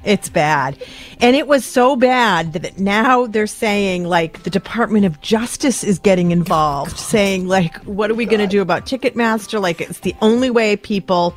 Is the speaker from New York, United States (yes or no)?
no; Western Massachusetts, United States; I grew up in Western Mass.